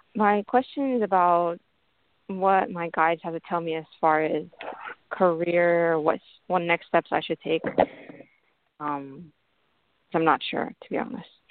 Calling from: Columbus, Ohio, United States; I'm calling from Columbus, Ohio.

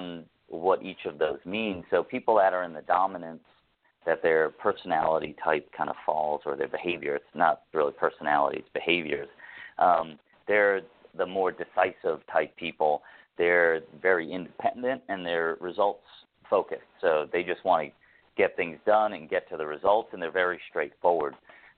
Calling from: Toronto, Ontario, Canada; I'm calling in from Toronto, Canada.

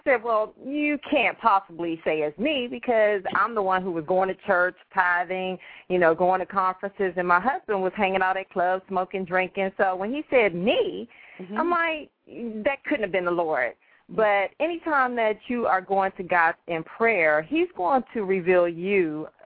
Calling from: Maryland, United States; I'm calling from home in Maryland

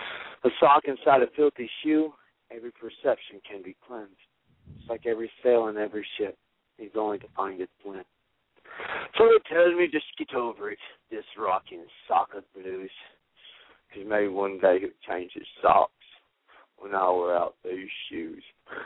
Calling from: Cushing, Oklahoma, United States; also born or lived in Houston, Texas; I am calling from Cushing, Oklahoma.

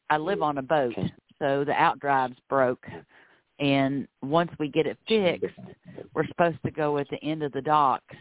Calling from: Florida, United States; …, and I'm calling from Florida.

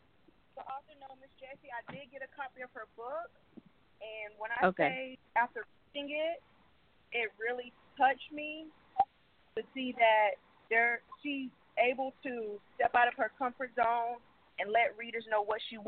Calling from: Winter Haven, Florida, United States; I'm calling from Winter Haven, Florida.

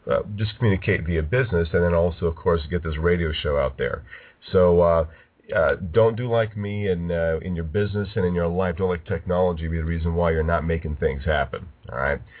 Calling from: California, United States; I'm broadcasting from Southern California.

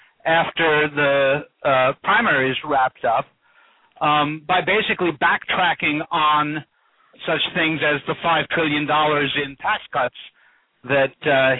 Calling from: Dryden, New York, United States; I'm calling from Dryden, New York.

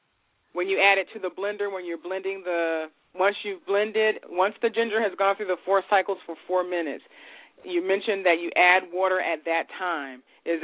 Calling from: Virginia, United States; I'm calling from Virginia.

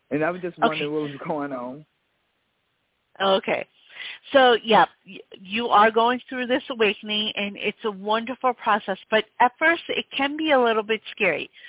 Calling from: Houston, Texas, United States; I'm calling from Houston

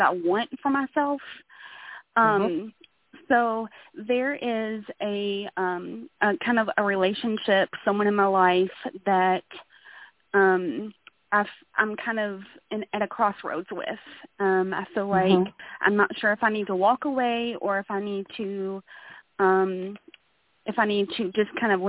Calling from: Louisville, Kentucky, United States; I'm calling in from Louisville, Kentucky.

